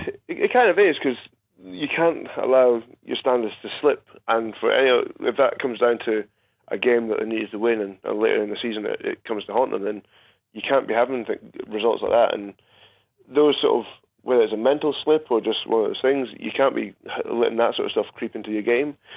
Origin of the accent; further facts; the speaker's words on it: Scotland, United Kingdom; as a Scotsman